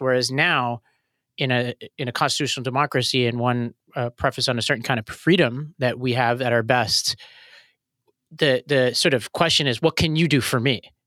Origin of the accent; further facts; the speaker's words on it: New York City, New York, United States; I grew up in Staten Island